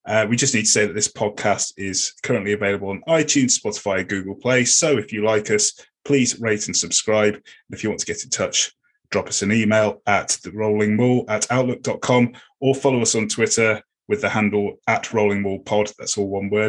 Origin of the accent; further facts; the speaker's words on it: Leicester, East Midlands, United Kingdom; also born or lived in Sydney / London; now in West Country, England; I grew up in Leicester